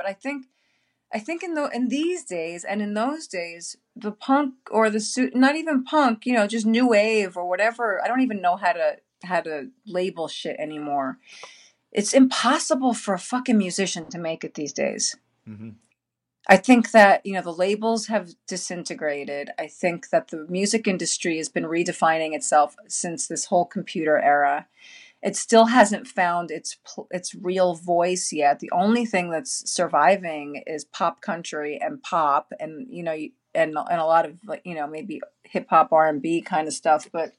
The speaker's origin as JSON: {"language": "English", "town": "Queens", "region": "New York", "country": "United States", "said": "Well, I was from Queens, so I was like, \"Yo, I just came out of a borough. I'm not going to another one. I'm in Manhattan now."}